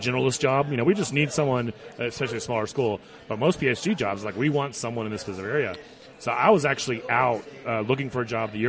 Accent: Houston, Texas, United States; moved away as an adult; also born or lived in Dallas / College Station, Texas; now in Fort Collins, United States; I grew up in Houston, lived in Dallas. I don't like big cities.

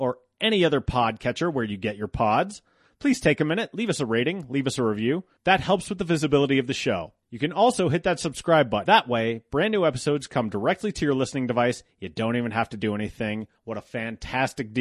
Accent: Golden, Colorado, United States; I grew up in Golden

